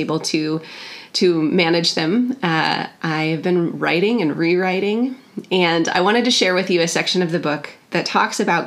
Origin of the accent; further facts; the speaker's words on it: North Woods of Wisconsin, United States; I grew up in the North Woods of Wisconsin